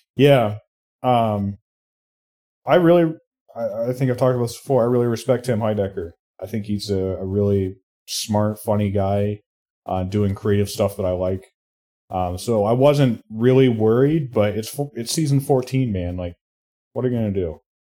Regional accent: Indiana, United States; my home state of Indiana

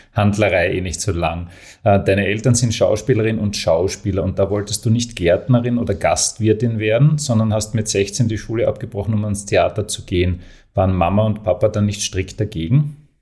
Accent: Graz, Styria, Austria; Als Grazer

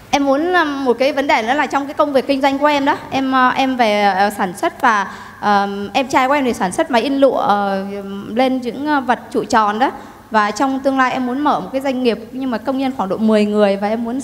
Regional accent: Thai Nguyen, Vietnam; now in Ho Chi Minh City, Vietnam; Dạ, quê của em ở Thái Nguyên.

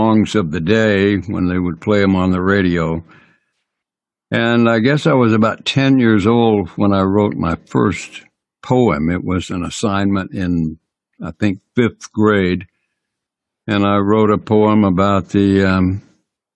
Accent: Kings Mountain, North Carolina, United States; moved away; also born or lived in Dallas / St. Louis / Nashville; I was born in Kings Mountain, North Carolina. I mean, way out in the country, a shack, literally a shack

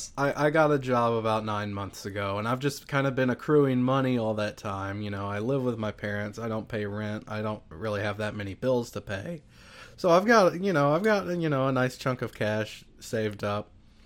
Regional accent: Louisiana, United States; I am from Louisiana.

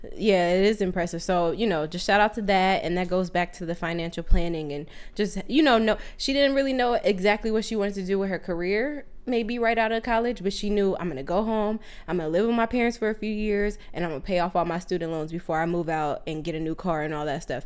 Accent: Southern California, United States; now in Sacramento, United States; we're originally from SoCal, and right now we're in NorCal, right now in Sacramento

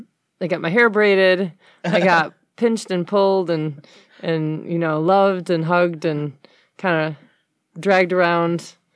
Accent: Detroit, Michigan, United States; Yeah, I was born on the West Side.

